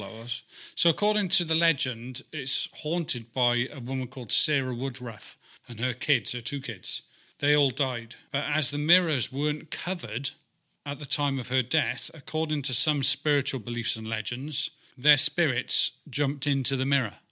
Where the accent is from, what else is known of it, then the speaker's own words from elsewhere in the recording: Wales, United Kingdom; I'm actually from Wales